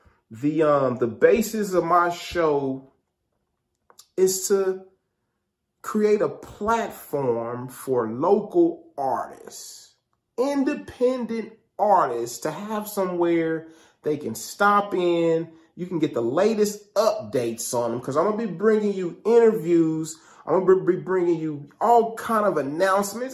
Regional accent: Kansas City, United States; I grew up in the Kansas City area

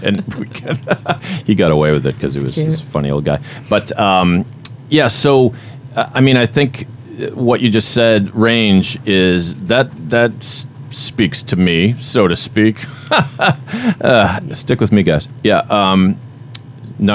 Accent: Boston, Massachusetts, United States; accent: Boston; Now I'm losing my own Boston accent.

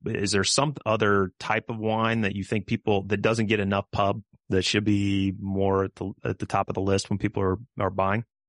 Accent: Kansas, United States; growing up in Kansas

